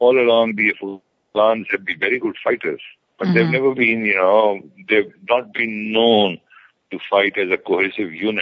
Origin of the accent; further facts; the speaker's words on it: Pakistan; I'm a Pakistani.